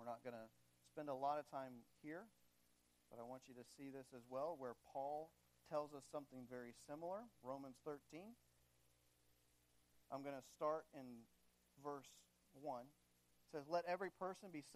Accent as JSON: {"language": "English", "country": "United States", "also_born_or_lived": "Madagascar"}